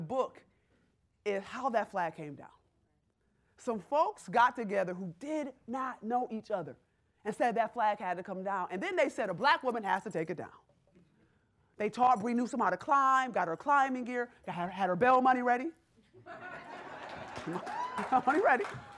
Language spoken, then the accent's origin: English; Rochester, New York, United States; moved away; I grew up in Rochester, New York